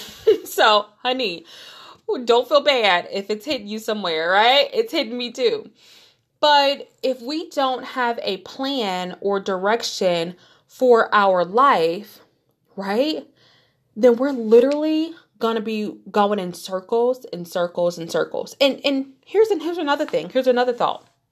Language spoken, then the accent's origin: English; Detroit, Michigan, United States; moved away as an adult; I grew up in Detroit, Michigan, born and raised, went to grade school there.